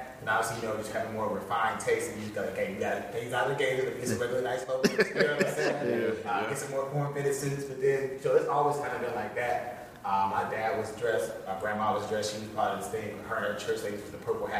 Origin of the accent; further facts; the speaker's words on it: Chicago, Illinois, United States; moved away; also born or lived in Ohio; I was born in Chicago. Chicago, University of Chicago, West Side, Maxwell Street. That's when all the old school suit shops is. And I moved to Ohio